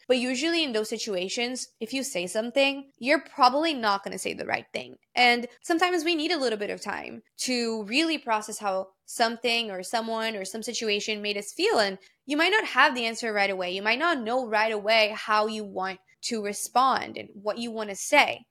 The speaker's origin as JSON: {"language": "English", "country": "Brazil", "tie": "born or raised there", "moved": "yes", "said": "Because I grew up in Brazil, I speak Portuguese fluently, and then I also am fluent in English and in Spanish"}